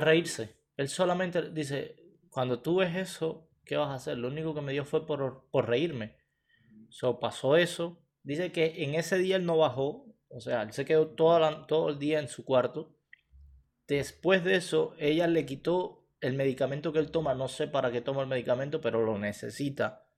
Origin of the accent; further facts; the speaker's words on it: Cuba; moved away as an adult; now in Canada; Nosotros salimos de Cuba, directo para aquí